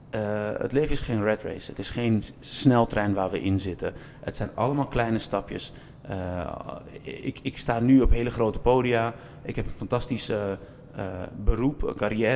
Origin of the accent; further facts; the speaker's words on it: Zaanstad, North Holland, Netherlands; ik ben in Kogenzaan en in de Westerwatering opgegroeid. Ik moet eerlijk bekennen dat ik geen geboren zaankanter ben, maar wel een getogen zaankanter.